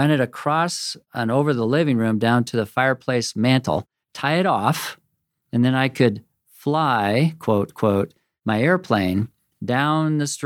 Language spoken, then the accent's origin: English; Pacific Northwest, United States; Oregon and Washington State.